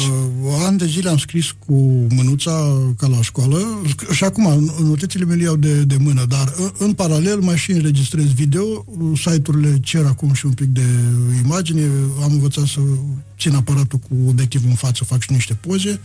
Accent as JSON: {"language": "Romanian", "region": "Botoșani County", "country": "Romania", "said": "eram un leat din Botoșani veniți"}